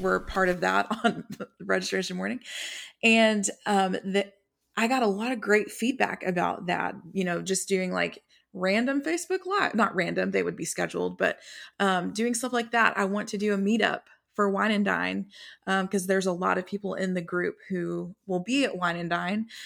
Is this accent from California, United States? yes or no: no; Texas, United States; I'm from Texas.